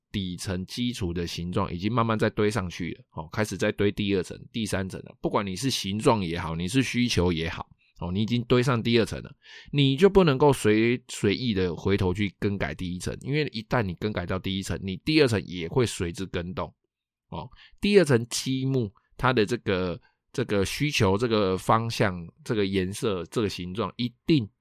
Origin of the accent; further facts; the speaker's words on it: Taiwan; 我们台湾人